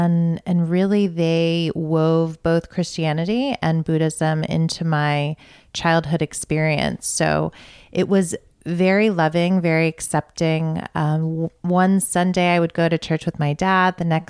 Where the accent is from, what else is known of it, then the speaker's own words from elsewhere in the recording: Northern Virginia, United States; now in Georgia, United States; I grew up in Northern Virginia.